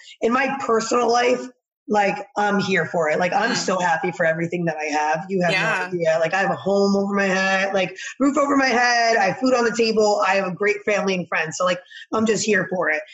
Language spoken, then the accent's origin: English; New Jersey, United States; I'm from Jersey